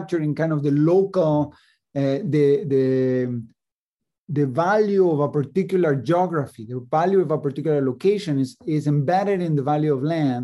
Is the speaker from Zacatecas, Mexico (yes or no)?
no; Mexico City, Mexico; moved away as an adult; also born or lived in Chicago, United States; now in Princeton, United States; I grew up in Mexico City and came to the United States to study, to do a PhD in economics at the University of Chicago